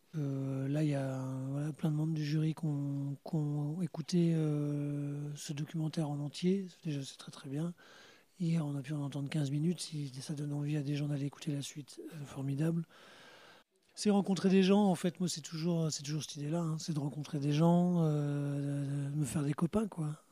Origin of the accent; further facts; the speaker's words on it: Normandy, France; nous, on n'est pas de Cherbourg, on est normand